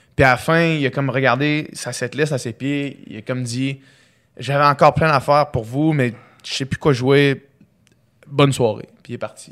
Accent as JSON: {"language": "French", "town": "Quebec City", "region": "Quebec", "country": "Canada", "tie": "born or raised there", "also_born_or_lived": "Chicoutimi", "said": "j'ai 26 ans. Euh, je suis né à Chicoutimi, j'ai grandi à Québec"}